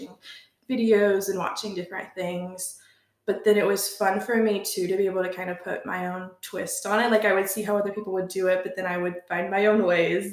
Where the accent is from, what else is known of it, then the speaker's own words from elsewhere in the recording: Chillicothe, Ohio, United States; moved away as an adult; now in Kirtland, United States; I grew up in Chillicothe, but I now live in Kirtland, Ohio, near Cleveland